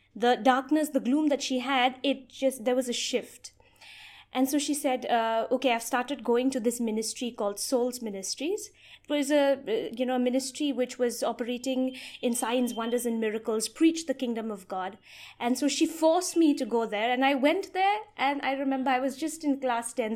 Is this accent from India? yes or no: yes; Meghalaya, India; I've been born and brought up in the state of Meghalaya